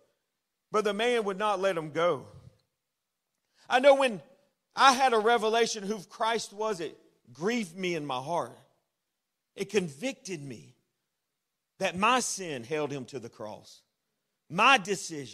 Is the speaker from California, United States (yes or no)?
no; Florida, United States; I'm a native Floridian. That means I was born in Florida. I was raised in Florida